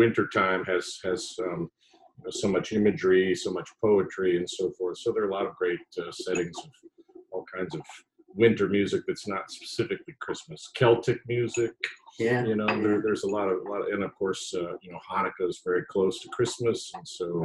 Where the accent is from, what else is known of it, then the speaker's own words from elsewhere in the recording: Springfield, Illinois, United States; my hometown, Springfield, Illinois.